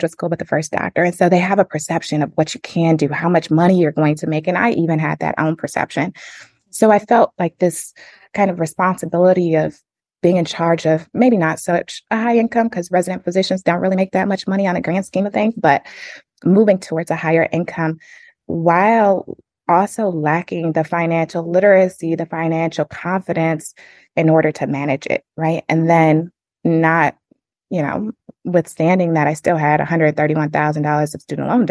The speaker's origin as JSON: {"language": "English", "town": "Flint", "region": "Michigan", "country": "United States", "tie": "born or raised there", "said": "I'm originally from Flint, Michigan"}